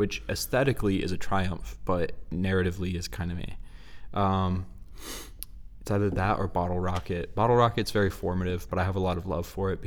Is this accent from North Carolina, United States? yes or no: no; Texas, United States; we're from Texas. We're broadcasting live from Texas.